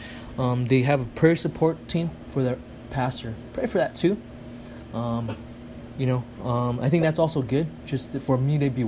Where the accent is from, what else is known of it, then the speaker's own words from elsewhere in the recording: United States; I'm such an American